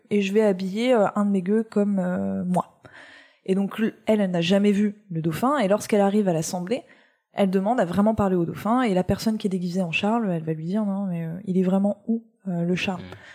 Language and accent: French; Nancy, Grand Est, France; originaire de ma région d'origine, à savoir oh, la Lorraine. Et eh oui, je suis Lorraine, je suis née